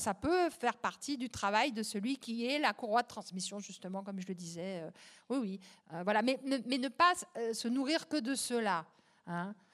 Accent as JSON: {"language": "French", "town": "Champigny-sur-Marne", "region": "Île-de-France", "country": "France", "tie": "born or raised there", "said": "c'était un soir, un dimanche pluvieux à Champigny-sur-Marne, dans le pavillon, là, sinistre, en pierre Molière. et il n'y avait pas de livre chez moi"}